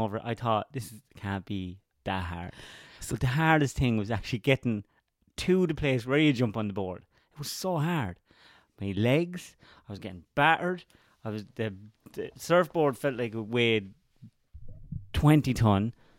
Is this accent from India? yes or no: no; Laois, Ireland; I'm from Leash, which is the only county not touching a county touching the sea.